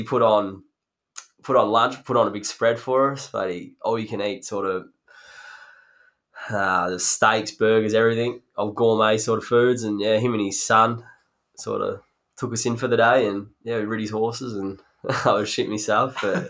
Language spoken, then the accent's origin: English; Australia; And being a Ajadu, being Aussie, being a Bali, but that's about it.